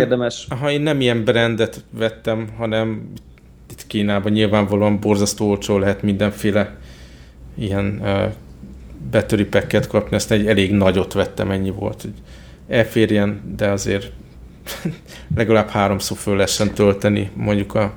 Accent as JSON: {"language": "Hungarian", "country": "Hungary", "said": "Magyarországról jöttem"}